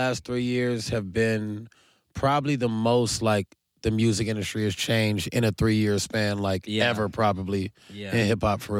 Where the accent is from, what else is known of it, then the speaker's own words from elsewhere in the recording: Carson, California, United States; I'm from Carson, DeLamo to be exact.